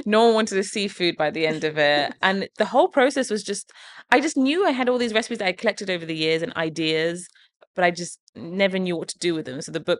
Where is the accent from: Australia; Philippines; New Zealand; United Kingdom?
United Kingdom; England; even some of the recipes that I have from growing up in England are in there.